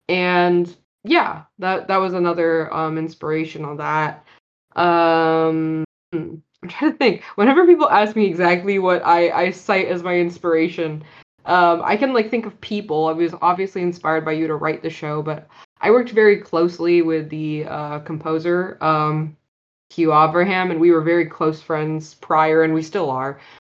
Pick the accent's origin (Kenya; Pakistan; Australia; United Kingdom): Pakistan; now in Silicon Valley, United States; I am talking about the fact that I am a Pakistani who moved to Silicon Valley with my dad and my family.